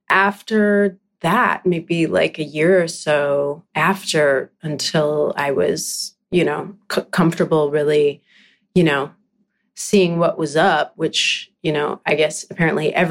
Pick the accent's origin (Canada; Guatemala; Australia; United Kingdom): Canada; British Columbia; I'm from Vancouver Island. That's where oh, I grew up.